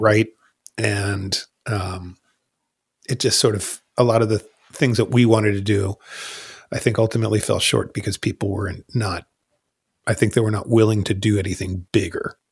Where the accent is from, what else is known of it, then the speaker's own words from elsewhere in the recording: New Jersey, United States; I moved from, when I was, like, ten years old, I moved from North Jersey to South Jersey